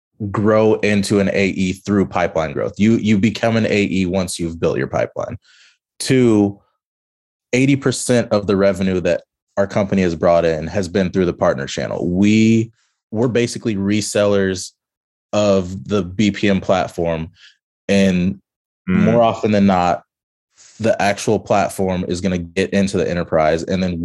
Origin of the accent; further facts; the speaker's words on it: Kansas City, Missouri, United States; I'm from Kansas City, but it seems like mostly marketing groups